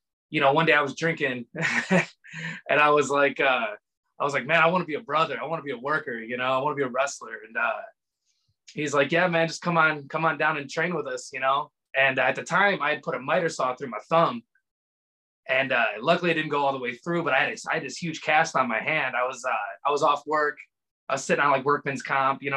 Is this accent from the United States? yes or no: yes; Elgin, Illinois, United States; now in Chattanooga, United States; I live in Chattanooga, Tennessee now, but I grew up in Chicago, Illinois, on the outskirts in a town called Elgin, Illinois.